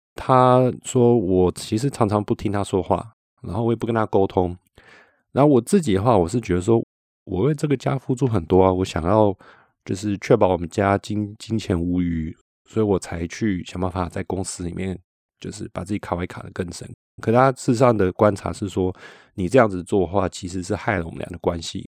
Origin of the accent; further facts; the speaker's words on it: Taiwan; now in Switzerland; 所以我们那时候就决定要先回台湾